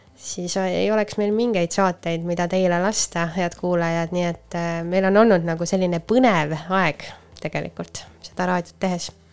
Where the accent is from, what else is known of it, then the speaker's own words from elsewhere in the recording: Põltsamaa, Jõgeva County, Estonia; me oleme Põltsamaalt pärit